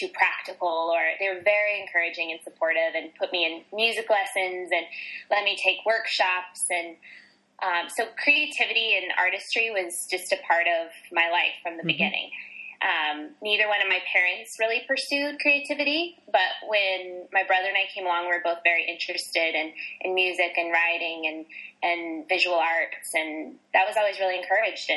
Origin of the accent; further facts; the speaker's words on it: Las Vegas, Nevada, United States; born and raised in Las Vegas, Nevada, in the hot desert in the west coast of America